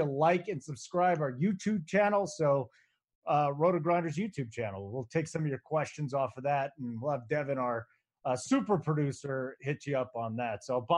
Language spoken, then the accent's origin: English; Chicago, Illinois, United States; moved away; I grew up in Chicago, man.